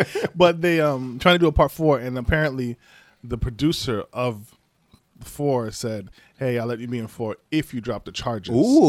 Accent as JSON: {"language": "English", "town": "Flint", "region": "Michigan", "country": "United States", "said": "I'm from Flint, Michigan. I have seen many young black men who were provoked into violence."}